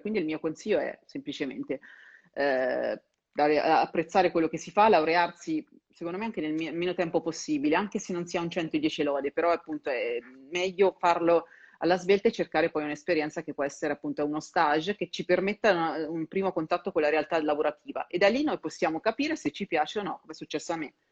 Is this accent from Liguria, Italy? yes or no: no; Perugia, Umbria, Italy; moved away as an adult; now in Milan, Italy; io sono di Perugia e ho, scel- ho dovuto fare l'università in sede